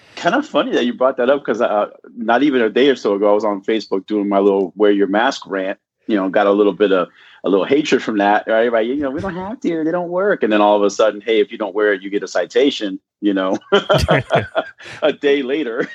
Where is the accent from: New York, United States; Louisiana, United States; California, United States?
California, United States; Southern; I grew up in Southern California